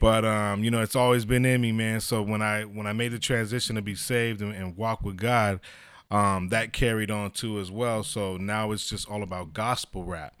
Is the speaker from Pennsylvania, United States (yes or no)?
no; San Diego, California, United States; born and raised in San Diego